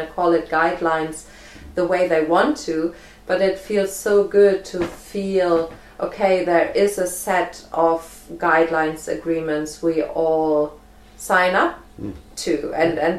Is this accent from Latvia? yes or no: no; Germany; moved away as an adult; also born or lived in Isle of Arran, Scotland; now in Findhorn, United Kingdom; I'm from Germany.